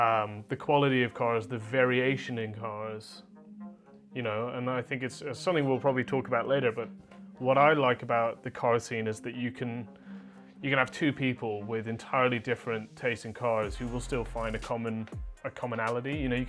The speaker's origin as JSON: {"language": "English", "country": "Canada", "tie": "born or raised there", "also_born_or_lived": "Europe", "said": "So I was born in Canada. I lived in Canada for a while, then lived in Europe as well, moving around a bunch of places."}